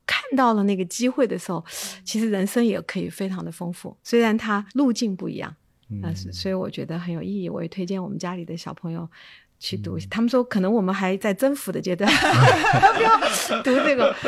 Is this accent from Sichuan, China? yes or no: yes; Chengdu, Sichuan, China; 我是在成都长大的